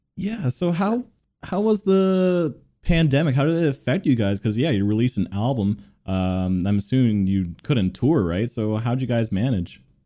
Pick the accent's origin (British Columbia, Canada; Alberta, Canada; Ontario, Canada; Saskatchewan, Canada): Ontario, Canada; Toronto; I'm from Toronto too